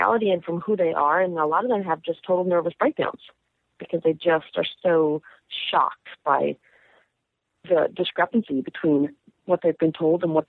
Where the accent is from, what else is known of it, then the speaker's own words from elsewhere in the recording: New York, United States; also born or lived in Cleveland / Los Angeles / Massachusetts; I grew up in Manhattan